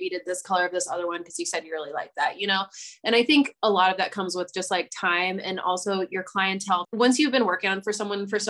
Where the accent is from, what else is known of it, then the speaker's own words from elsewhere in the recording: Iowa, United States; now in Denver, United States; I'm from Iowa